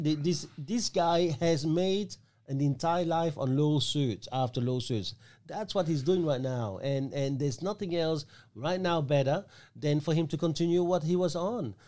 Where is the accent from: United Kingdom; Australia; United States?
Australia; We, as Australian citizen